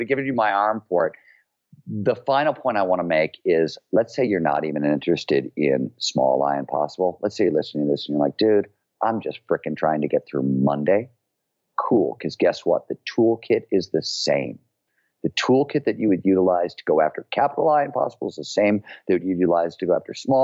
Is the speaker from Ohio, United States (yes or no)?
yes; Cleveland, Ohio, United States; I grew up in Cleveland, Ohio in the 70s when it was a blue collar, working